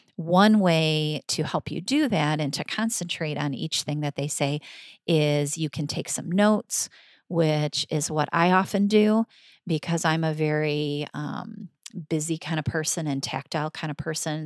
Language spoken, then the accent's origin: English; Michigan, United States; I'm from Michigan